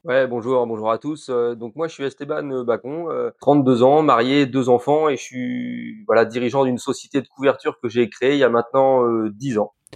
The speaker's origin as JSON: {"language": "French", "area": "Calvados", "region": "Normandy", "country": "France", "said": "chez nous, dans le Calvados"}